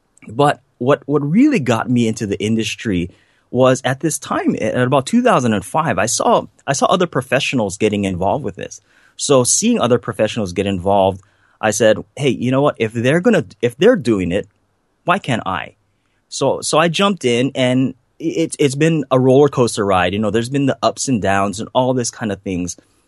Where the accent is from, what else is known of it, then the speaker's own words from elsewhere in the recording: Hawaii, United States; growing up on the North Shore of Hawaii, I didn't come from much. You know, we didn't have much. You know, the house that I grew up in had a big hole in the roof.